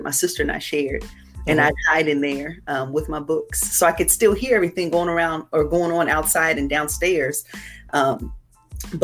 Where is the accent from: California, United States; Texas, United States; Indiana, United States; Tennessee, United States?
Indiana, United States; Indianapolis; I grew up here, actually. I was born and raised here in Indianapolis, Indiana.